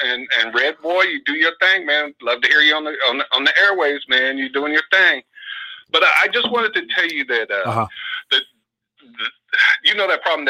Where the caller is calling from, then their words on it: Oakland, California, United States; from Oakland.